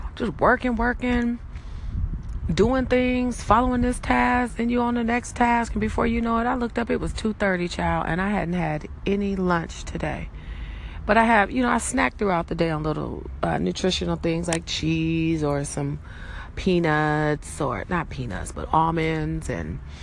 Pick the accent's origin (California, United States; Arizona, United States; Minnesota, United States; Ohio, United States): California, United States; Los Angeles; I'm from Cali. I'm from LA.